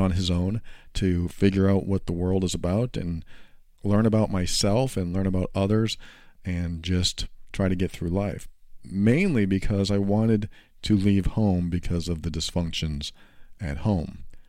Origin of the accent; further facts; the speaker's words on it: New Hampshire, United States; moved away as an adult; also born or lived in Florida; I was moving from New Hampshire to Florida at the time